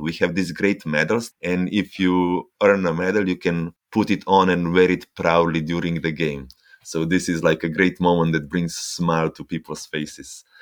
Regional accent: Ljubljana, Slovenia; I am from Ljubljana, the capital of Slovenia

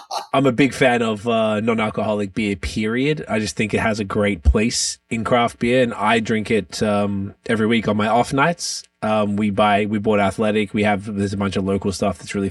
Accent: Melbourne, Victoria, Australia; I'm from Melbourne, Australia

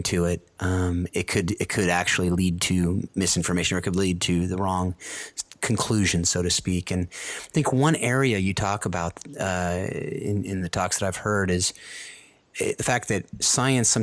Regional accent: United States; as Americans

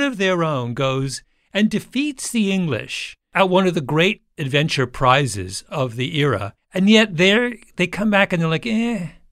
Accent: Canada; I grew up in Canada

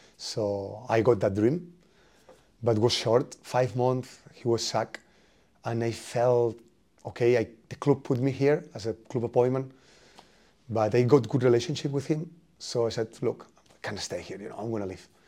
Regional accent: Spain; English is a second language; moved away as an adult; now in Norwich, United Kingdom; I come from Spain

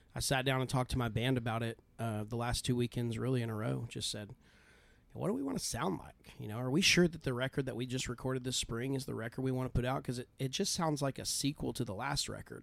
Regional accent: Idalou, Texas, United States; moved away as an adult; now in Austin, United States; originally from Idylloo, Texas, uh, which is outside of Lubbock, but I have lived in Austin or the Austin area for twelve plus

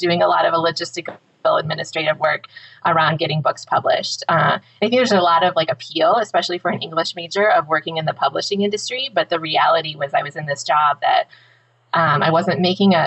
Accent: Woodhaven, Michigan, United States; I grew up in Woodhaven, Michigan, just south of Detroit

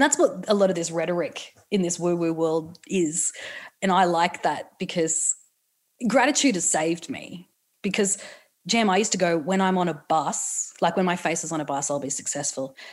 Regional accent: Newcastle, New South Wales, Australia; I'm from Newcastle

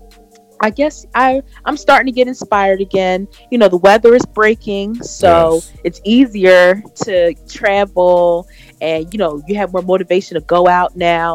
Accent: Philadelphia, Pennsylvania, United States; also born or lived in Delaware; I currently live in Philadelphia. I'm from Philly

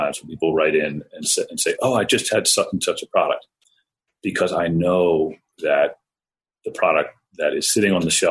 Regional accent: Washington, District of Columbia, United States; also born or lived in College Park, Maryland / western Maryland; I grew up in Washington, D.C. and in College Park, Maryland.

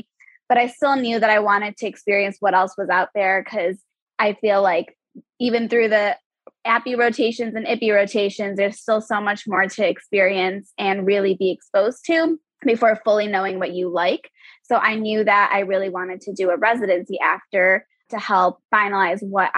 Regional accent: Michigan, United States; moved away as an adult; also born or lived in San Francisco; So I am originally from Michigan and grew up there and went to undergrad there. And then for pharmacy school, I moved to San Francisco to go to UCSF.

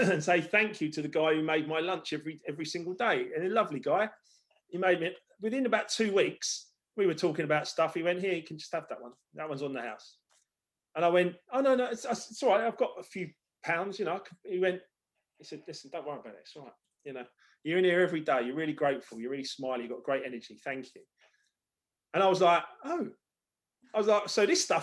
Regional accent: Hampton Hill, London, United Kingdom; also born or lived in Esher, Surrey; where I grew up in Hampton Hill

